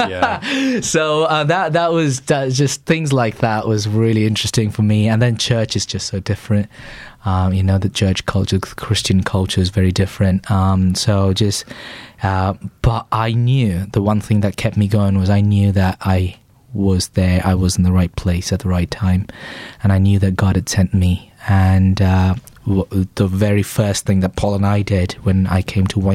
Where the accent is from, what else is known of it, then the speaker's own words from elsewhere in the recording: Chennai, Tamil Nadu, India; moved away as an adult; now in England; So I grew up in a place called Chennai in the southeast of India.